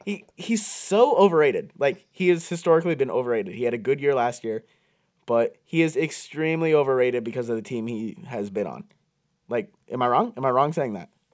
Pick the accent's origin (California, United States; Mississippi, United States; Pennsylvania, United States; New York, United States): Pennsylvania, United States; Pottsville; we are actually both from the same town, uh, Pottsville, Pennsylvania, I went to Nativity High School